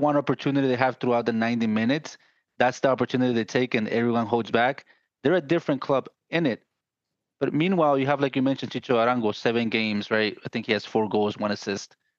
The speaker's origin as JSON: {"language": "English", "country": "Guatemala", "said": "I'm from Guatemala."}